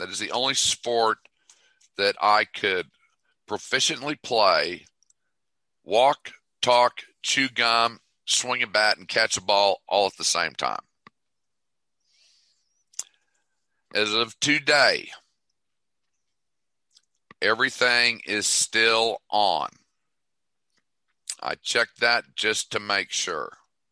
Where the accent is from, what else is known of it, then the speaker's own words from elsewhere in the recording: Toledo, Ohio, United States; I'm from Toledo